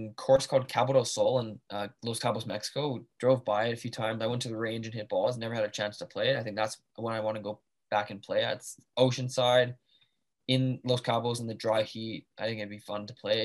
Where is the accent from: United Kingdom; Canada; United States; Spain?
Canada; I'm Canadian